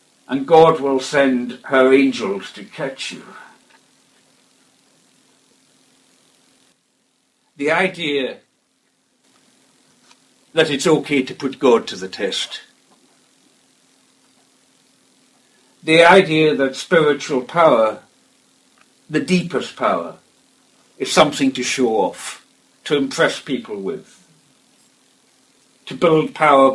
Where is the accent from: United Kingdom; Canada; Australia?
United Kingdom; Outer Hebrides, Scotland; I come from the Outer Hebrides